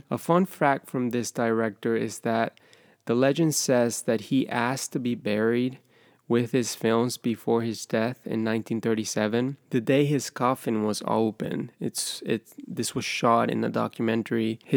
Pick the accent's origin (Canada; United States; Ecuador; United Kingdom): Ecuador; moved away; I'm originally from Ecuador